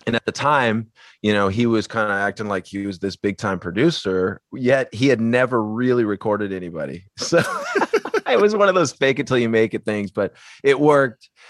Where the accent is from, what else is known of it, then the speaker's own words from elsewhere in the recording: the Northwest, Pacific Northwest, United States; we're from the Northwest